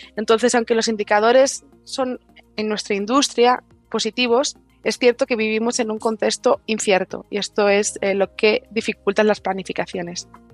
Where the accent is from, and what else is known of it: Spain